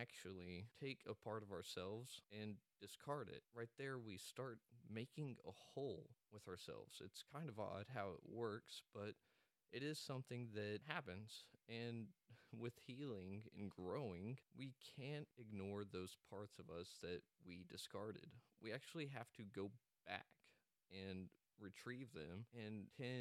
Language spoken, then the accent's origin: English; Amarillo, Texas, United States; now in Dallas, United States; I'm actually from Amarillo, Texas, and I currently reside down in the Dallas area